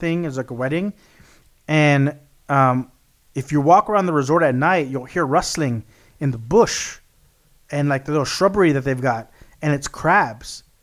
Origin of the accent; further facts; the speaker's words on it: South Texas, United States; I grew up in South Texas, which is very flat